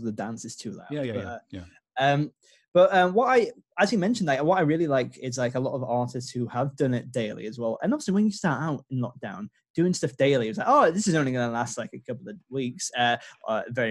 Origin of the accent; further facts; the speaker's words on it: Yorkshire and the Humber, United Kingdom; I'm from North Yorkshire